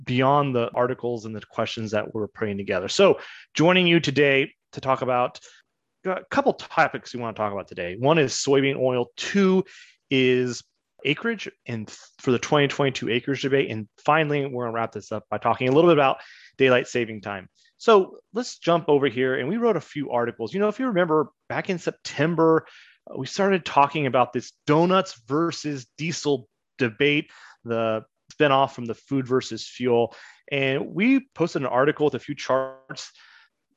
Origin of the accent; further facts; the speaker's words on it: Kansas, United States; I grew up in Kansas